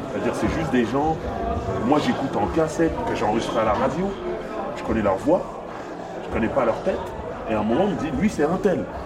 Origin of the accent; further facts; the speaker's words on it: Paris, Île-de-France, France; je viens de France, Paris.